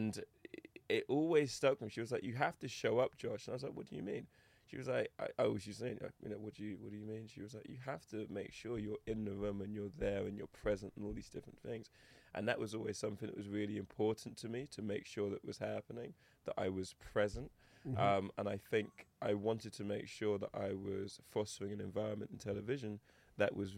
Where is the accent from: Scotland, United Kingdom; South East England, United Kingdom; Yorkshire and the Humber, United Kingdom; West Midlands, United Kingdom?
South East England, United Kingdom; Eastbourne; accent: English; also born or lived in Lewisham, London / Toronto, Canada; I grew up predominantly in Eastbourne, which is a coastal town